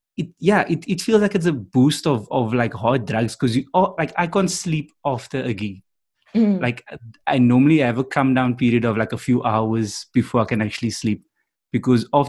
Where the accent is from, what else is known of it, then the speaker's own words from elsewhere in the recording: Cape Town, Western Cape, South Africa; I'm from Cape Town